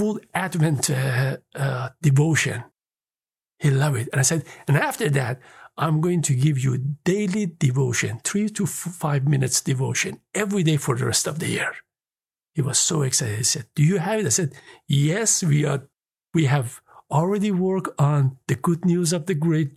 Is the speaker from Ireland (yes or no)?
no; Iran; moved away; I was born in Iran.